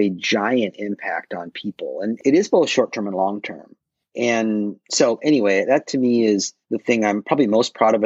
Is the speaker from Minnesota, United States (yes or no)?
yes; Minneapolis, Minnesota, United States; moved away as an adult; now in Milwaukee, United States; I grew up in Minneapolis area